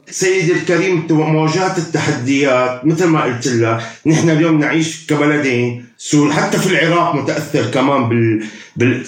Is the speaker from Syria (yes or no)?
yes; Syria; عندنا في سوريا